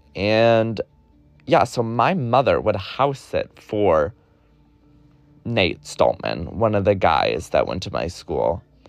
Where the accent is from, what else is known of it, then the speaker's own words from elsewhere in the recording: New York, United States; I'm a New Yorker